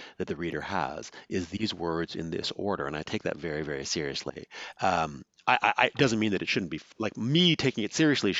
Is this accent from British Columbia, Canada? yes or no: yes; Vancouver, British Columbia, Canada; I grew up in Vancouver, in British Columbia